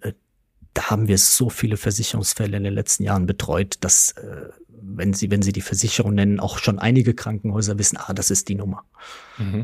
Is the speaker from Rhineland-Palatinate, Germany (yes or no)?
yes; Westerwald, Rhineland-Palatinate, Germany; Ich komme von einem kleinen Dorf. Mhm im Westerwald, äh, bin, äh, lebe auch nach wie vor noch in meinem, äh, nach wie vor noch in meinem Heimatort